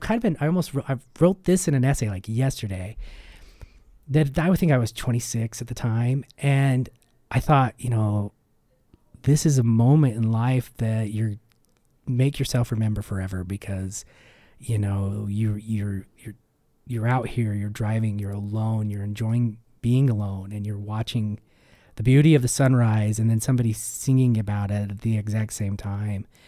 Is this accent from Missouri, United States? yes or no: no; Ogden, Utah, United States; growing up in Utah, growing up in the West